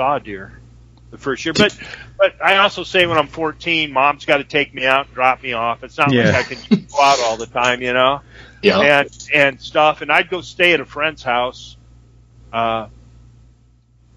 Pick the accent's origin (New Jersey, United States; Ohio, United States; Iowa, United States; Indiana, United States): Iowa, United States; Solon; I grew up in Solon, Iowa, a little tiny town